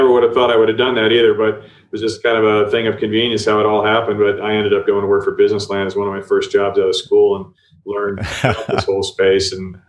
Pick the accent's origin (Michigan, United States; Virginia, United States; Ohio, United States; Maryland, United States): Ohio, United States; also born or lived in New Jersey / Colorado; Well, I grew up all over. I'm from Ohio originally.